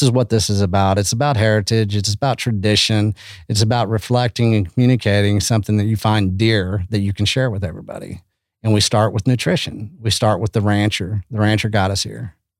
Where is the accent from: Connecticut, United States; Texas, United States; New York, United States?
Texas, United States; Canyon; also born or lived in Austin, Texas; I come from Canyon, Texas, you know, and it's, it's nothing special, man, but it's very special